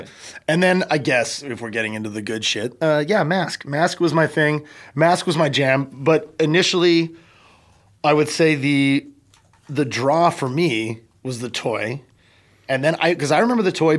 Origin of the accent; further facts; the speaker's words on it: Canada; I'm the Canadian wild card in the group.